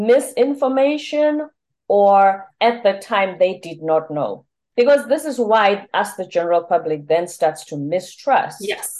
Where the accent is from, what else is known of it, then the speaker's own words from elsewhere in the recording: South Africa; I'm South African.